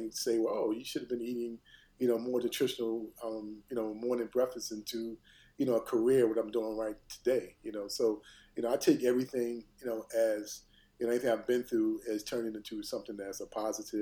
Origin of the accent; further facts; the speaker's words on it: Philadelphia, Pennsylvania, United States; I was raised in North Philadelphia, in a kind of a low income community